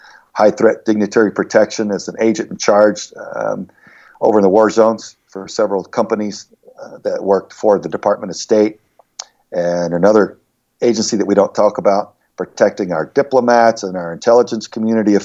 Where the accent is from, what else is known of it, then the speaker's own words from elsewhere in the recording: Southern Texas, United States; moved away as an adult; I grew up in Southern Texas, very rough boyhood, outdoorsy type of thing, as was the culture there